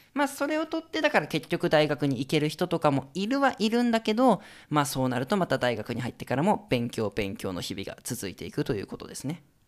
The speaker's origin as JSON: {"language": "Japanese", "town": "Sapporo", "region": "Hokkaido", "country": "Japan", "tie": "born or raised there", "moved": "as an adult", "lives_now": "Hong Kong", "said": "北海道の出身ですけど僕は札幌の公立の小学校とかだと"}